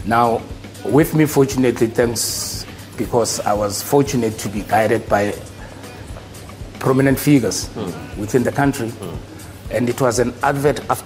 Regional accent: Soweto, Gauteng, South Africa; I grew up in Soweto, in Dube

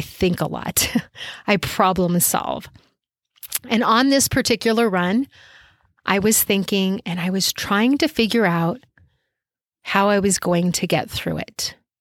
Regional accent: Albuquerque, New Mexico, United States; my hometown of Albuquerque

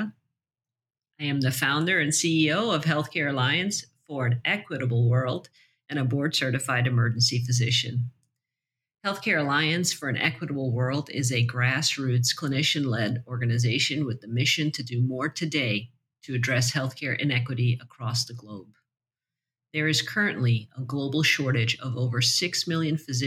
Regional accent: Guyana; my home country of Guyana

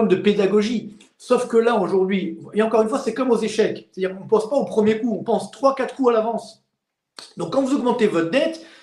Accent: Orly, Île-de-France, France; Moi, je viens des cités HLM d'Orly. Donc je sais ce que c'est, j'ai grandi jusqu'à 25 ans, je sais ce que c'est des lendemains difficiles

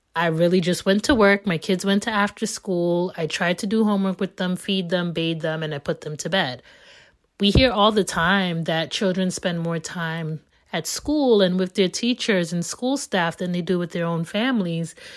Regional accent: United States; born and raised in America

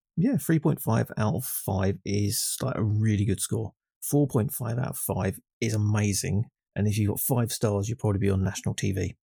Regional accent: England, United Kingdom; I'm just English

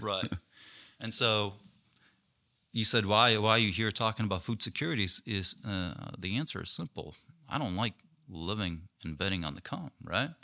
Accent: Ukraine; now in Minnesota, United States; I was born and raised in Ukraine.

